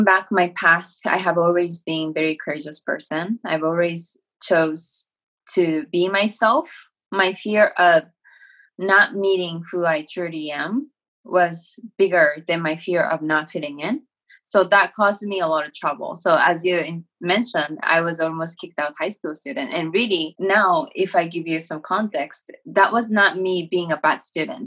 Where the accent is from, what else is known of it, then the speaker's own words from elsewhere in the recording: Japan; English is a second language; moved away as an adult; now in United States; I was born and raised in Japan